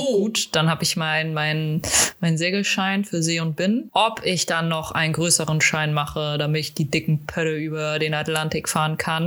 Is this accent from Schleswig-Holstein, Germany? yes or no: no; Hamburg, Germany; als Hamburger